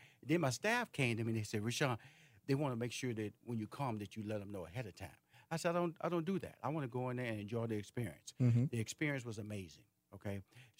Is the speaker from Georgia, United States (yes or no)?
no; Houston, Texas, United States; I'm from Houston, Texas, boy.